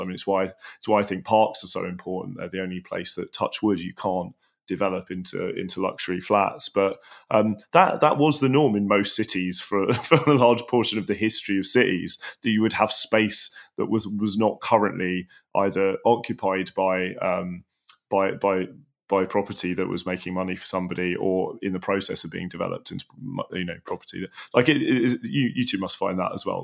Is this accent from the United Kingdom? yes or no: yes; London, United Kingdom; where I grew up in Tooting